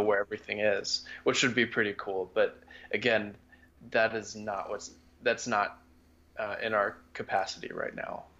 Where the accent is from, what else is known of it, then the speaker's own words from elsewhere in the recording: United States; as an American